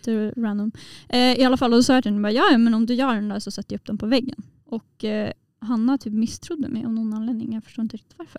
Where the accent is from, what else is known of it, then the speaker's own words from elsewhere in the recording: Umeå, Västerbotten County, Sweden; jag kommer från Umeå